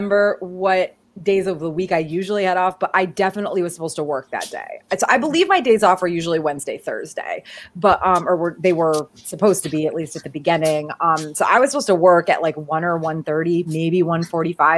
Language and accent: English; Connecticut, United States; moved away; I'm from Connecticut